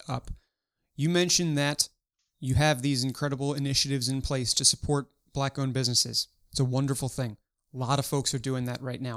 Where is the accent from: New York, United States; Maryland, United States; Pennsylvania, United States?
Maryland, United States; Baltimore; In my hometown of Baltimore